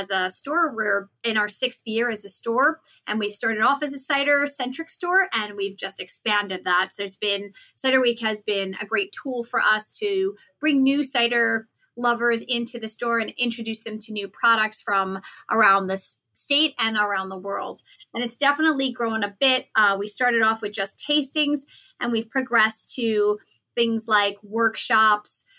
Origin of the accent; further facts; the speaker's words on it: New York City, New York, United States; I was born and raised in New York City. And I'm just a New York girl